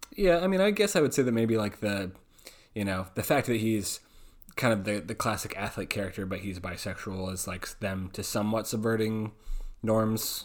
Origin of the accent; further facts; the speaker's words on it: Oregon, United States; that's my my home state